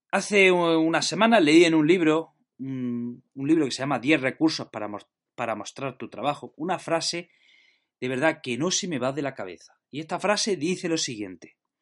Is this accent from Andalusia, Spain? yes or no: yes; Jaén, Andalusia, Spain; now in Granada, Spain; soy de Jaén, pero estoy afincado en Granada